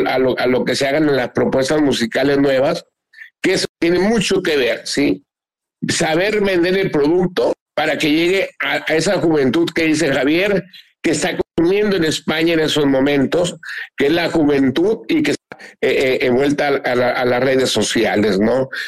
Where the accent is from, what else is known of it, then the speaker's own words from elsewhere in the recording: Mazatlán, Sinaloa, Mexico; Con orgullo digo, aquí soy, soy pata salada, soy de Mazatlán.